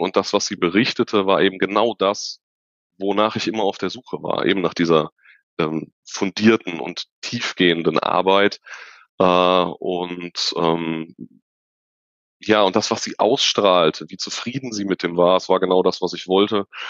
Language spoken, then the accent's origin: German; Unna, North Rhine-Westphalia, Germany; Ich komme aus dem wunderschönen Unna in Nordrhein-Westfalen am Rande des Ruhrgebiets in der Nähe von Dortmund